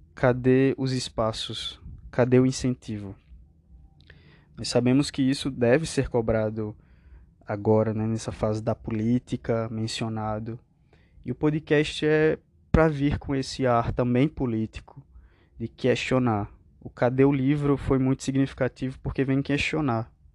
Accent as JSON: {"language": "Portuguese", "town": "Picuí", "region": "Paraíba", "country": "Brazil", "tie": "born or raised there", "also_born_or_lived": "João Pessoa", "said": "eu sou natural de Picuí, uma cidade no interior da Paraíba"}